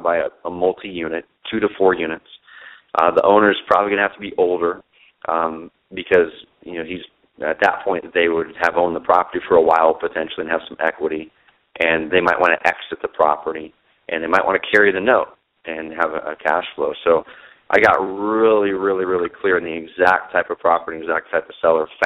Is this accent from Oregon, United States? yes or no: yes; Southern Oregon, United States; also born or lived in Portland, Oregon; I grew up in Southern Oregon